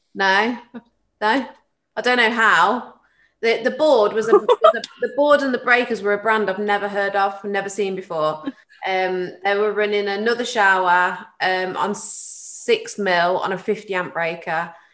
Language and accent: English; Tamworth, West Midlands, United Kingdom; I grew up in Tamworth